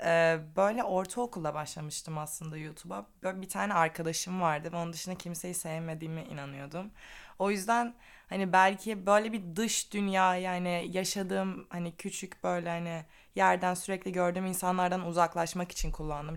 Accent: Black Sea Region, Turkey; also born or lived in Istanbul; now in Ireland; Asıl Karadenizliyim.

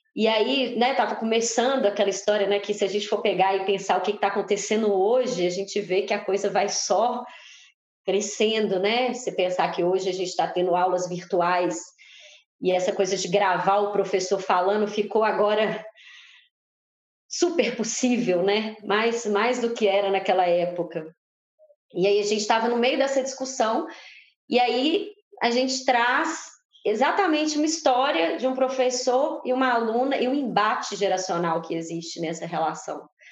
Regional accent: Brazil; Nós somos brasileiros, mas a gente também é latino-americano

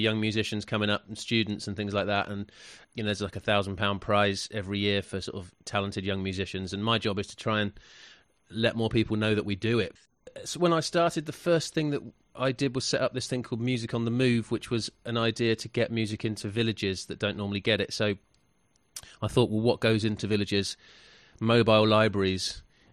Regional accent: London, United Kingdom; moved away as an adult; now in West Country, United Kingdom; I'm from London. I came to the West Country about 10 years ago

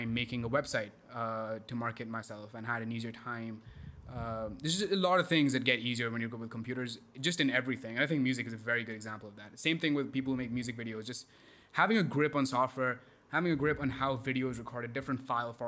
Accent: India; moved away as an adult; also born or lived in Texas, United States; growing up in India.

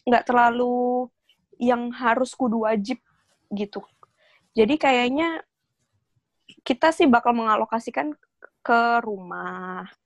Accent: Yogyakarta, Special Region of Yogyakarta, Indonesia; nyokap gue nih dan keluarga besar gue itu masih Jawa banget kita dari Jogja jadi biasanya kakak-kakak tuh sepupu-sepupu gue tante-tante juga masih pakai adat gitu loh

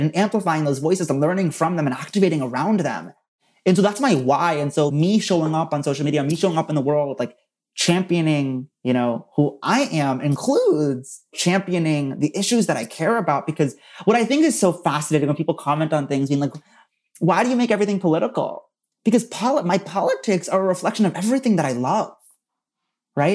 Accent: Princeton, New Jersey, United States; I'm from Princeton, New Jersey

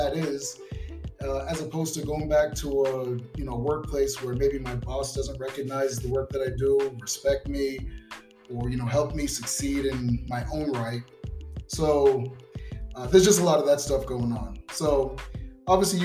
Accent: Boston, Massachusetts, United States; also born or lived in Sacramento; now in Las Vegas, United States; I'm from Boston, so I got to give a shout out to my peeps out there in the 617

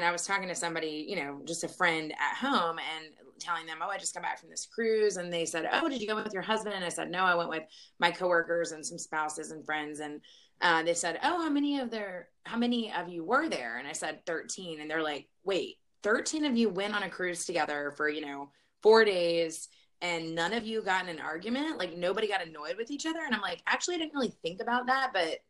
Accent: Virginia, United States; I'm from Virginia originally

